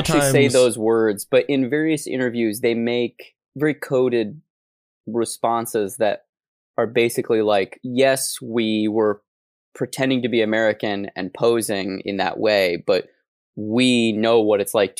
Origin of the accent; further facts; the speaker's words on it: Scotland, United Kingdom; I understand what it's like to be a minority because I'm Scottish.